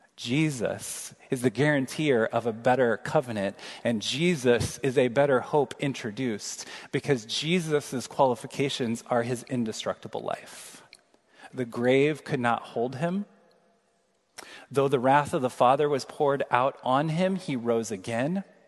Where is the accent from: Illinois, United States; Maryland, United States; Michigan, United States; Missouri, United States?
Missouri, United States; Kansas City; moved away; we just traveled back to my hometown, Kansas City, for uh, first cousin's wedding this weekend